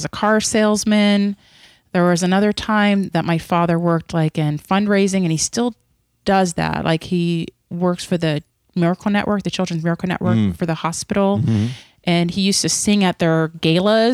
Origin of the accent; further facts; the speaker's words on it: near Brownsville, Pennsylvania, United States; I was born in Pennsylvania in a very rural town near Brownsville, Pennsylvania.